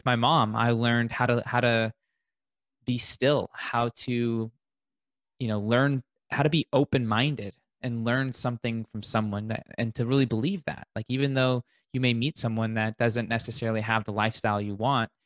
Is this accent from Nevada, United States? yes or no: yes; Las Vegas, Nevada, United States; born and raised in Vegas, one of those rare unicorns, haven't left.